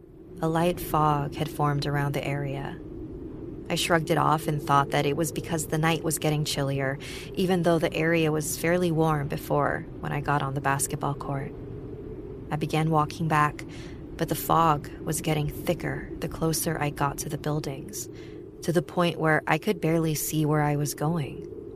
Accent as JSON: {"language": "English", "town": "Quezon City", "region": "Metro Manila", "country": "Philippines", "tie": "born or raised there", "said": "To start off, I'm from the Philippines. I was born in Quezon City, where I spent the majority of my childhood."}